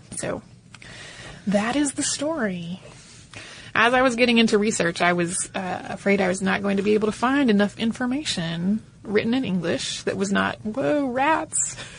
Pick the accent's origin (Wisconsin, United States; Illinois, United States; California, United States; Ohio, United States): California, United States; inspired me to dig a little into the anti-miscegenation laws in my home state of California.